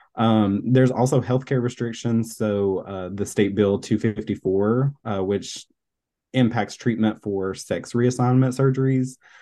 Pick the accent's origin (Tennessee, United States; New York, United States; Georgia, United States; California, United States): Tennessee, United States; now in Florida, United States; I'm originally from Tennessee